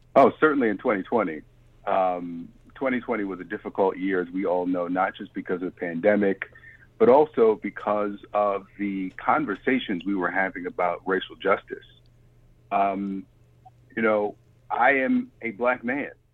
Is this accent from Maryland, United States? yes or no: yes; Baltimore, Maryland, United States; moved away; I'm from Baltimore